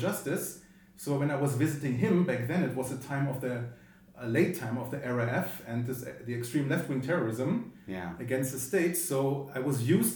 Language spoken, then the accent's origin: English; Bonn, North Rhine-Westphalia, Germany; also born or lived in United States; now in Berlin, Germany; Because I grew up in Bonn.